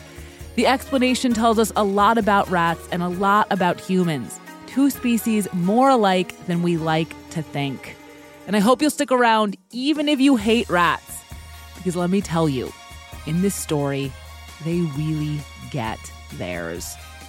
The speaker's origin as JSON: {"language": "English", "town": "New York City", "region": "New York", "country": "United States", "said": "As a New Yorker, as someone who woke up the other morning with a dead rat splayed out on the sidewalk right in front of her apartment"}